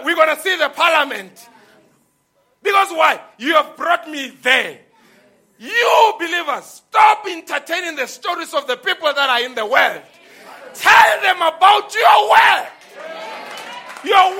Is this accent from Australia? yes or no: no; Lebowakgomo, Limpopo, South Africa; I grew up in Limpopo, the place called Luwahong.